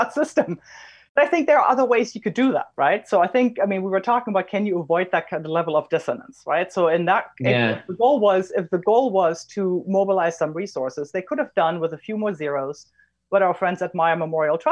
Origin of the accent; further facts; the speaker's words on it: Germany; I'm German.